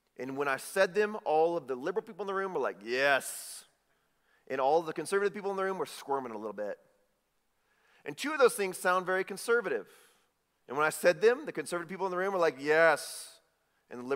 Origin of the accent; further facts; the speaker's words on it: Chicago, Illinois, United States; I'm from Chicago